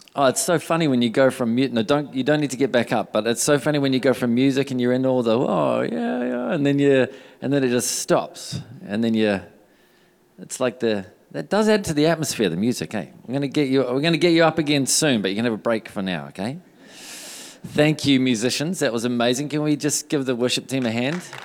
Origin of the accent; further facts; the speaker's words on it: New Zealand; also born or lived in Redding, California, United States; just before we moved back to New Zealand from Redding, California. We lived there for two years